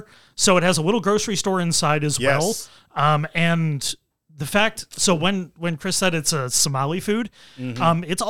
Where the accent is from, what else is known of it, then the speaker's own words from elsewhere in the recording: Nigeria; We are Nigerian. We do jollof the best.